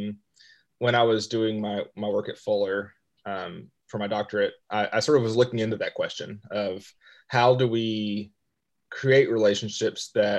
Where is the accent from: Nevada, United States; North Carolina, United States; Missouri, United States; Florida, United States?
North Carolina, United States; Western; moved away as an adult; also born or lived in Ecuador / Chile; now in Rock Hill, United States; I grew up in Western North Carolina